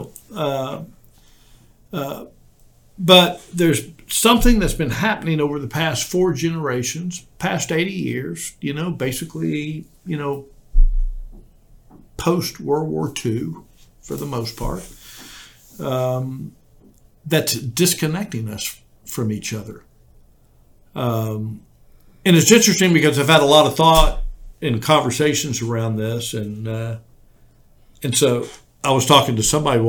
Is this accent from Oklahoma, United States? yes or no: no; Houston, Texas, United States; And I grew up in Houston, Texas without air conditioning.